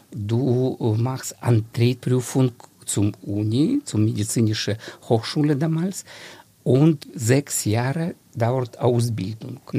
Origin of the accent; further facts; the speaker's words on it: Dnipro, Dnipropetrovsk Oblast, Ukraine; German is a second language; Ursprünglich ich stamme aus der Ukraine. Das ist alle meine Verwandte, auch Ukrainer. Und ich habe aufgewachsen in einer schönen Stadt. Jetzt heißt diese Stadt Dnipro.